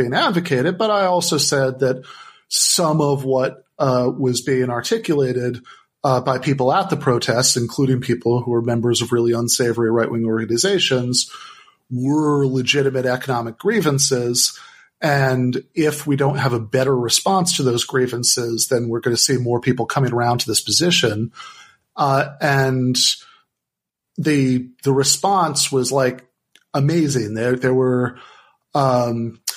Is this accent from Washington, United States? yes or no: no; Michigan, United States; my home state, Michigan